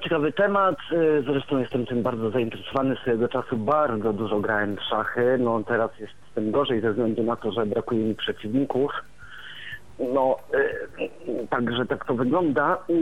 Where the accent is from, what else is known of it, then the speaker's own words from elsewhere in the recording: Warmian-Masurian Voivodeship, Poland; jestem z Warmii i Mazur